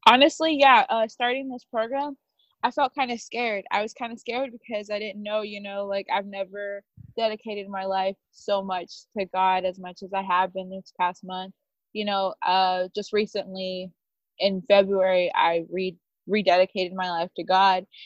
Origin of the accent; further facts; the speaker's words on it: Naples, Florida, United States; I'm from Naples, Florida